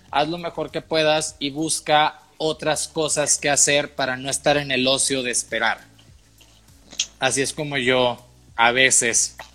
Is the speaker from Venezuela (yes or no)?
no; Texas, United States; yo soy de la otra costa, ¿no? Yo crecí en Texas